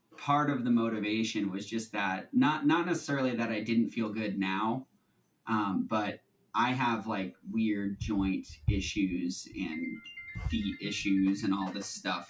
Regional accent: outside of Boston, Massachusetts, United States; I, am right outside of Boston

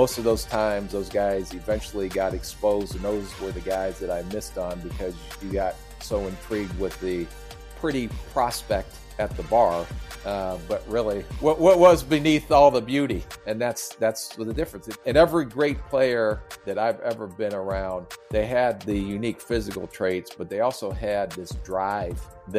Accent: Canton, Ohio, United States; And we grew up in Canton, Ohio. My dad was a high school football coach.

